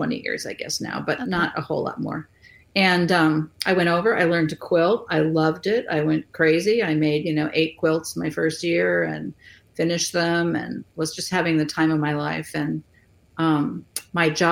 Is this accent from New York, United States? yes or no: no; California, United States; now in Iowa City, United States; I grew up in California